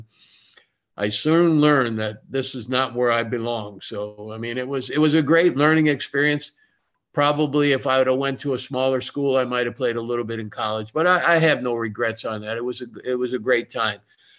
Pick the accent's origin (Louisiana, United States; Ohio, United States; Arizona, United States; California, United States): Ohio, United States; Toledo; moved away as an adult; also born or lived in Lima, Ohio / Florida; now in Sarasota, United States; I was born in Toledo, Ohio. I went to St. Francis de Sales High School, which was an all boys Catholic school.